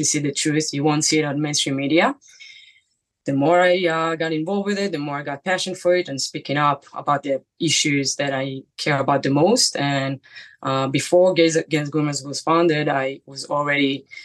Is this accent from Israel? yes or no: yes; Israel; moved away as an adult; now in New York City, United States; I'm from Israel. I moved here 10 years ago. I live in New York City.